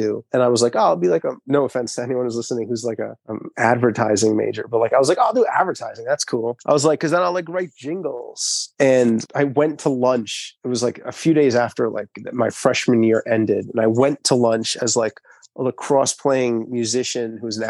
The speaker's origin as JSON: {"language": "English", "area": "Long Island", "region": "New York", "country": "United States", "said": "I'm from Long Island"}